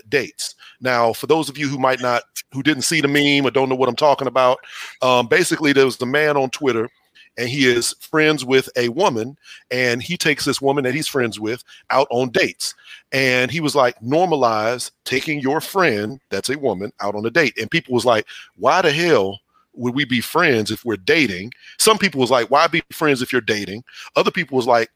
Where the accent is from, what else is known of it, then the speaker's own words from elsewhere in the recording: Houston, Texas, United States; I'm from Houston